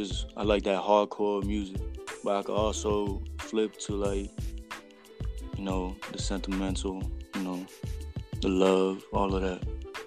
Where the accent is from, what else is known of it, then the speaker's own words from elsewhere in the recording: Allentown, Pennsylvania, United States; now in Marsville; I was born in Allentown, PA. Living in Marsville right now.